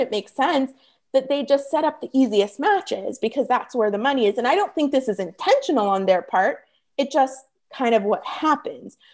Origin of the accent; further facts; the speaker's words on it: Toronto, Ontario, Canada; moved away as an adult; now in California, United States; when I was moving from Toronto, where I'm from, to California